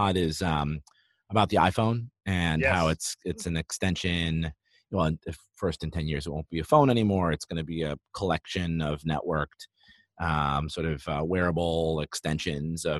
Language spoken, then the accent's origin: English; United States; growing up an American, and America